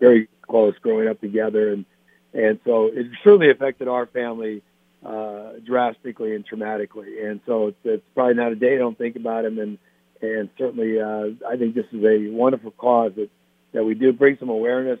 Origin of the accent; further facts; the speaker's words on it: Midwest, United States; moved away; I grew up in the Midwest